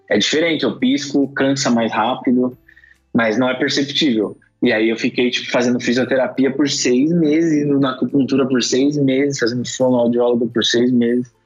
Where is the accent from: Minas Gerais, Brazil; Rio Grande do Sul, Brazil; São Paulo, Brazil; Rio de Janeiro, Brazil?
São Paulo, Brazil; Eu nasci em São Paulo